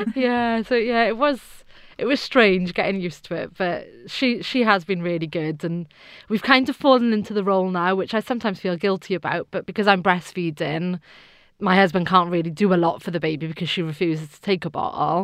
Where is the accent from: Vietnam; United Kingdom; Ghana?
United Kingdom; South Wales Valleys; I'm from South Wales Valleys